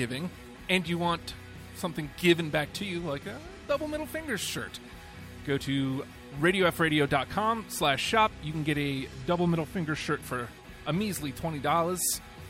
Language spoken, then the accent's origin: English; New York, United States; now in Virginia, United States; I'm from New York, and fall there is amazing.